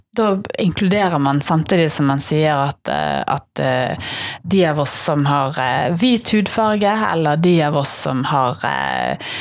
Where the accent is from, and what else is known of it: Bergen, Vestland, Norway